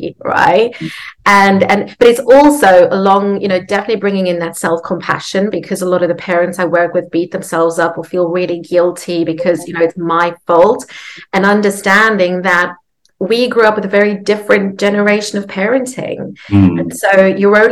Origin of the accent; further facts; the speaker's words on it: South Africa; So I grew up in South Africa.